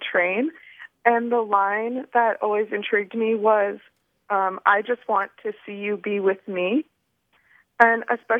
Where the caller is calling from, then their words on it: Washington, District of Columbia, United States; I'm calling from Washington, D.C.